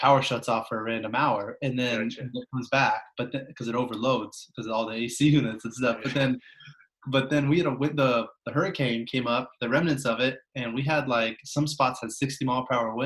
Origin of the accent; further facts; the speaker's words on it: Mercer Island, Washington, United States; also born or lived in Detroit; I'm from Seattle. I grew up on Mercer Island.